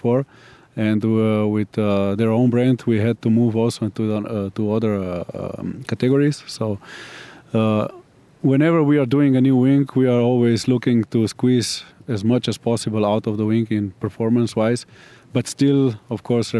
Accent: Slovenia; We are coming from Slovenia

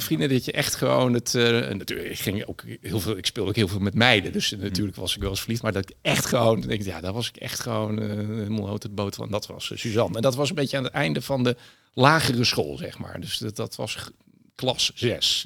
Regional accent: Berg en Dal, Gelderland, Netherlands; ik ben opgegroeid in een eh, prachtig bosrijke omgeving in het dorpje Bergendal bij, eh, bij Nijmegen.

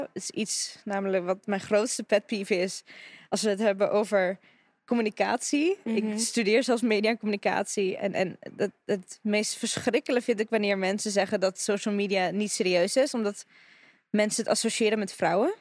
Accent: Russia; now in Netherlands; ik ben Russische

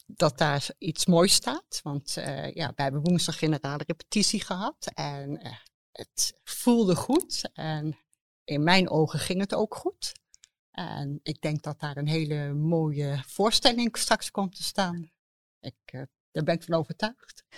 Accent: The Hague, South Holland, Netherlands; moved away; ik kom zelf uit Den Haag

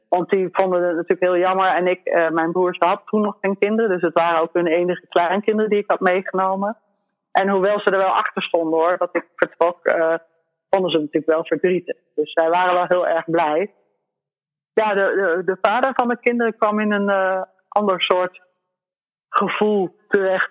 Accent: Netherlands; moved away as an adult; also born or lived in La Palma, Spain; als Nederlander

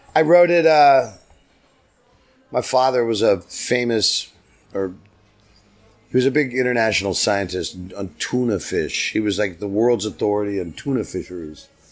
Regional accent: San Diego, California, United States; I grew up in San Diego, so I grew up on the border

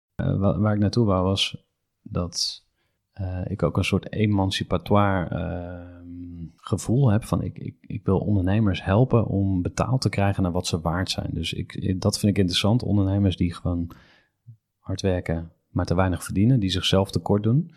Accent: Utrecht, Netherlands; ik kom uit Utrecht

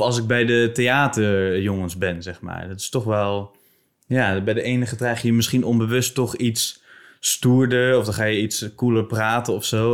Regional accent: Bible Belt, Netherlands; in de Bijbelbelt waar ik vandaan kom

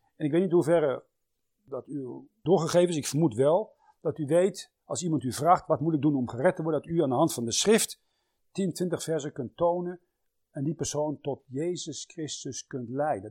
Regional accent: Netherlands; wij Nederlanders

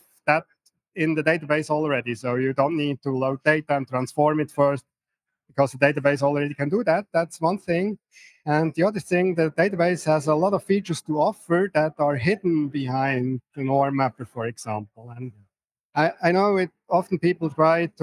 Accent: Switzerland; I'm from Switzerland

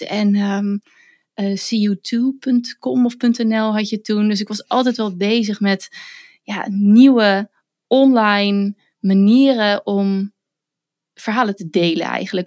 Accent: western Netherlands, Netherlands; accent: western / Randstad; ik ben, kom toevallig uit het westen van het land, dus mijn accent tussen aanhalingstekens is niet weer tussen aanhalingstekens storend

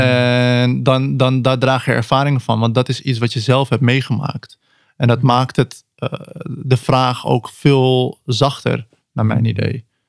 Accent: Netherlands; ik, ben gewoon hier geboren, ik ben gewoon Nederlands

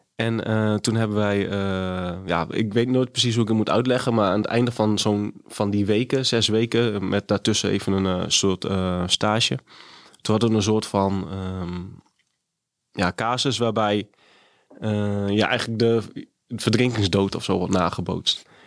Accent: Groningen, Netherlands; moved away; also born or lived in Haarlem; Ik kom uit Groningen en woonde uiteindelijk in Haarlem

